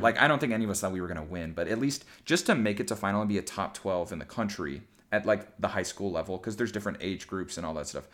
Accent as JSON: {"language": "English", "town": "Elk River", "region": "Minnesota", "country": "United States", "tie": "born or raised there", "also_born_or_lived": "Indiana", "moved": "as an adult", "said": "I was just moving from Minnesota to Indiana"}